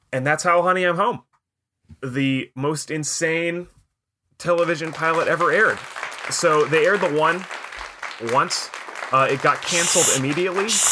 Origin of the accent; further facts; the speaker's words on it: Anacortes, Washington, United States; moved away as an adult; when I was moving away from Anacortes at the end of high school